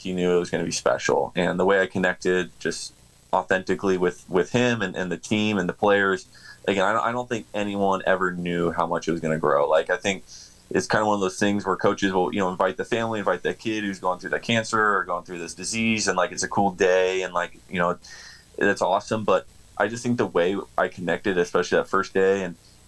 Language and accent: English; Southern California, United States; being born and raised in Southern California